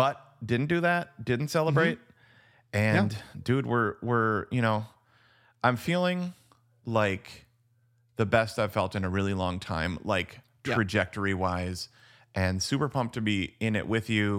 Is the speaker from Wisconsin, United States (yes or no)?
yes; Wisconsin, United States; we call it La Croix here because we're from Wisconsin.